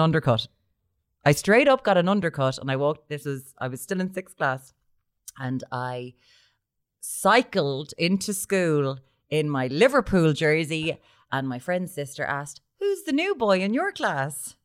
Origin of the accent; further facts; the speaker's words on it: Limerick, Munster, Ireland; I'm from Limerick.